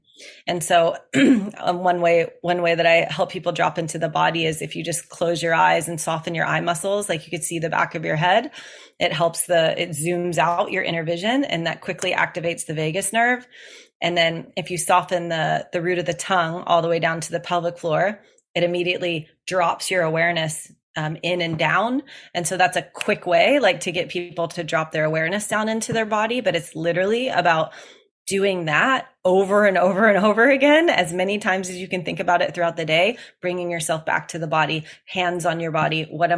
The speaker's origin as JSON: {"language": "English", "region": "Gulf Coast", "country": "United States", "tie": "born or raised there", "said": "I grew up around in the Gulf of Mexico, and I grew up around the ocean"}